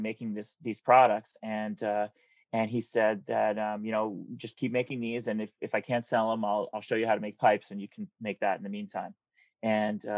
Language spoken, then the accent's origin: English; New Jersey, United States; I grew up in New Jersey where it's like super, suburban